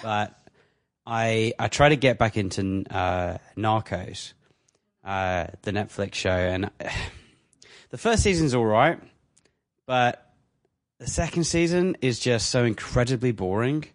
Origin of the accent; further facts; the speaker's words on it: England, United Kingdom; now in Canada; I'm English